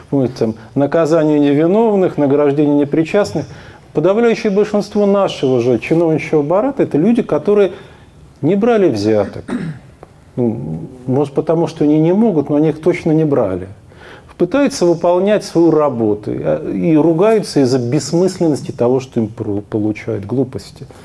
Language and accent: Russian; Kemerovo Oblast, Russia; Мы с семьей приехали из Кемеровской области, но мы нормальные.